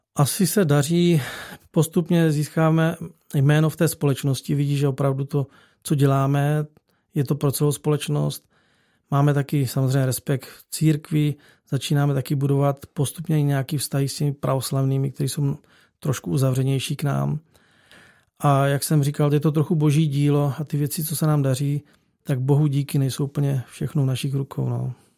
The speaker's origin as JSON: {"language": "Czech", "country": "Czechia", "moved": "as an adult", "lives_now": "Bulgaria", "said": "tři jsme z Čech"}